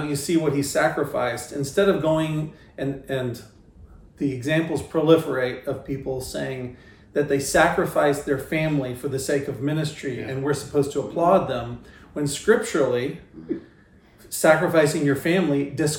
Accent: Houston, Texas, United States; Southern Baptist world in Houston is where I grew up

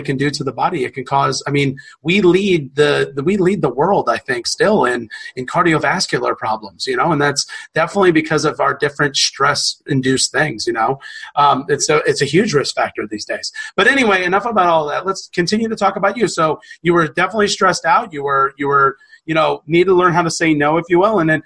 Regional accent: the South, United States; we're from the South.

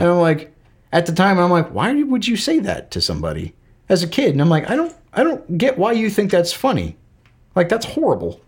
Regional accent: Florida, United States; moved away as an adult; also born or lived in Alabama / Georgia; now in Kentucky, United States; growing up in the South. In, in Florida, I've lived in Alabama and Georgia and now Kentucky

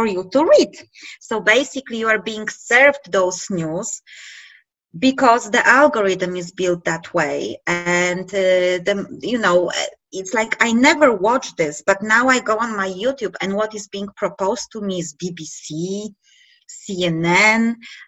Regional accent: Poland; we are from Poland

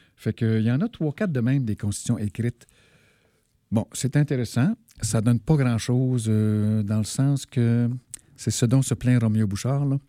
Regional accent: Malartic, Quebec, Canada; je suis né à Malartic, qu'on pourrait considérer comme une zone de sacrifice

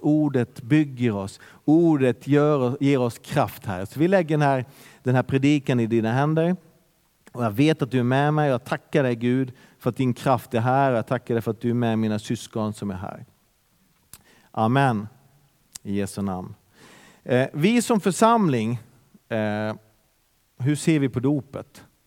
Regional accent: Bergen, Vestland, Norway; now in Sweden; det är en härlig pingstkyrka där jag är uppväxt

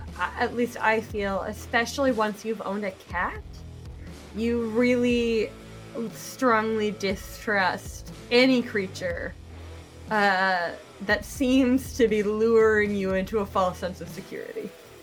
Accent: Alaska, United States; yeah, I'm from

